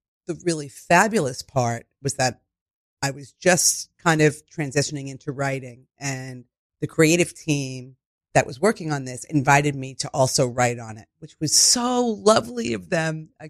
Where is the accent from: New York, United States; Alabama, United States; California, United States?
New York, United States; New York City; born or raised there